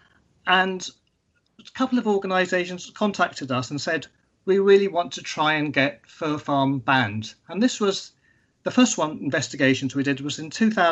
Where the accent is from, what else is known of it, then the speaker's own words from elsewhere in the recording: London, United Kingdom; also born or lived in Sri Lanka; when I was growing up in Sri Lanka and in London in the UK, I grew up in cities